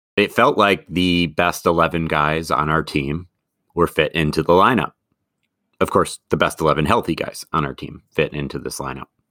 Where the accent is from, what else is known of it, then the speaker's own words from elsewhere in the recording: Madison, Wisconsin, United States; also born or lived in Eau Claire, Wisconsin; Growing up in Madison